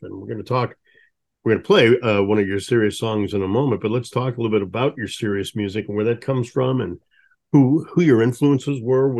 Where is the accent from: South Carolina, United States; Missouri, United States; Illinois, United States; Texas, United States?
Missouri, United States; St. Louis; Growing up in St. Louis, the blues is a strong influence and has been in my life.